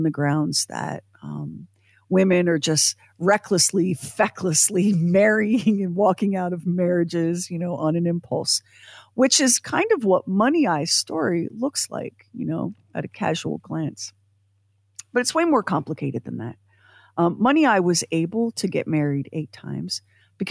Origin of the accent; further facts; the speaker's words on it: United States; as an American, born when I was born